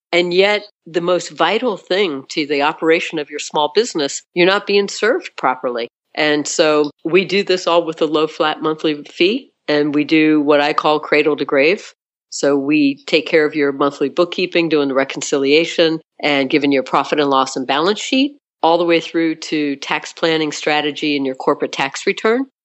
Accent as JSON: {"language": "English", "region": "South Florida", "country": "United States", "tie": "born or raised there", "said": "So I was born in South Florida, and I was born one of five kids."}